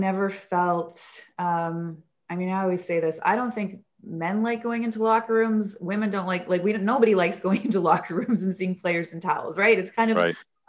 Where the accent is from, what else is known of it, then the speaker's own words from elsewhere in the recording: Edmonton, Alberta, Canada; growing up in Edmonton, I know so many things about the Oilers